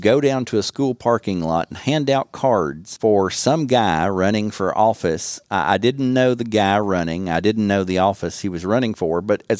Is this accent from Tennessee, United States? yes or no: yes; Bristol, Tennessee, United States; I enjoyed growing up in Bristol.